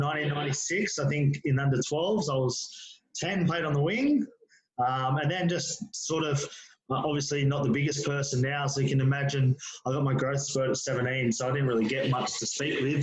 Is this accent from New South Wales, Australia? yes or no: yes; Penrith, New South Wales, Australia; born and bred Penrith, still live here now